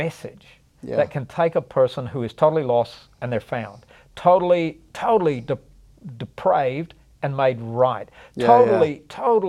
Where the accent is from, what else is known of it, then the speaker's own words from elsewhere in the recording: the Bible Belt, United States; growing up in the Bible Belt